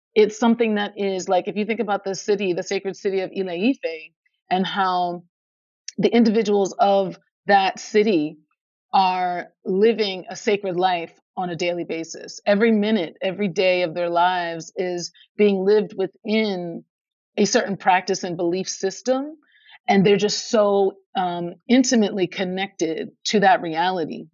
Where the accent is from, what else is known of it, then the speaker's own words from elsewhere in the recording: Philadelphia, Pennsylvania, United States; my hometown of Philadelphia